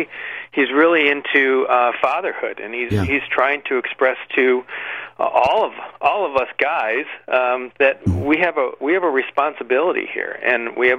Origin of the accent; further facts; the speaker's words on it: Michigan, United States; my home state of Michigan